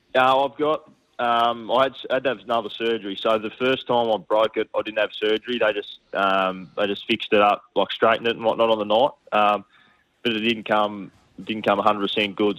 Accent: Tasmania, Australia; moved away as an adult; when you're growing up in Tassie

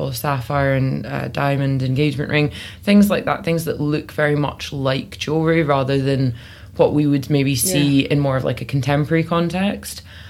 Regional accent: Benderloch, Scotland, United Kingdom; now in London, United Kingdom; I grew up in the Highlands of Scotland, so I'm specifically from a little village called Benderloch

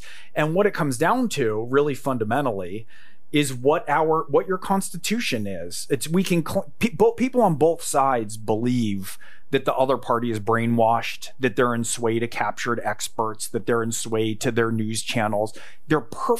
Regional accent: California, United States; I grew up in California.

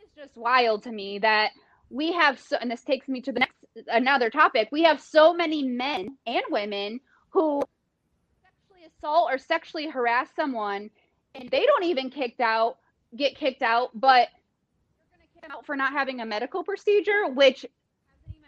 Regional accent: Detroit, Michigan, United States; I'm from Detroit

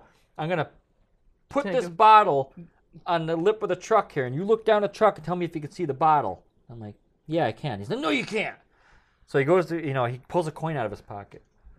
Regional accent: New York, United States; accent: New York; But I heard people listen to the podcast that said that certain words. Certain words you can hear my

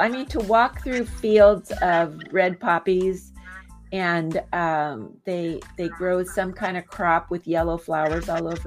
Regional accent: San Diego, California, United States; I'm from San Diego

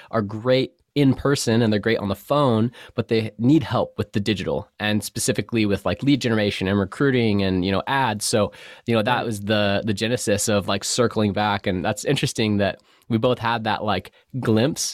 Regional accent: North County, San Diego, California, United States; I grew up in North County, San Diego, between Cardiff and Vista

